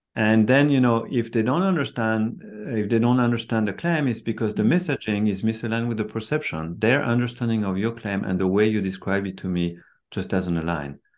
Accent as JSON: {"language": "English", "country": "France", "moved": "as an adult", "lives_now": "Silicon Valley, United States", "said": "I'm, I'm, I'm from France. I've been in Silicon Valley for 33 years now"}